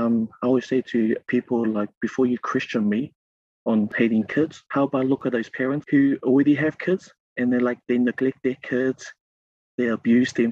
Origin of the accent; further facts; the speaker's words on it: New Zealand; I'm born in New Zealand. So I identify myself as Kiwi